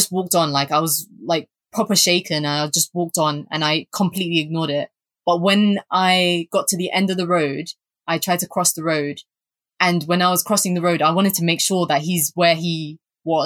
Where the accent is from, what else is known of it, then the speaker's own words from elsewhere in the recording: London, United Kingdom; growing up in Southeast London